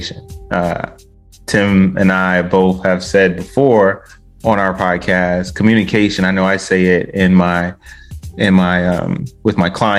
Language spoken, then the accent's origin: English; Westland, Michigan, United States; Me growing up in Detroit, I lived in the suburbial area of Detroit called Westland